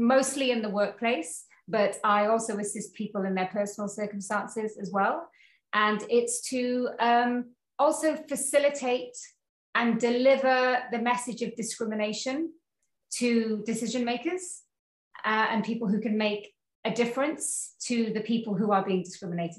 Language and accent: English; Cwmbran, Wales, United Kingdom; moved away as an adult; also born or lived in Carmarthen; now in New Zealand; I was born and raised in Wales, in South Wales